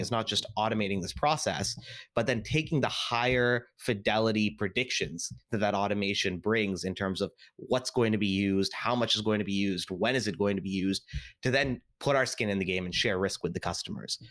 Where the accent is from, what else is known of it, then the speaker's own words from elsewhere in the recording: Seattle, Washington, United States; I was actually born and raised in Seattle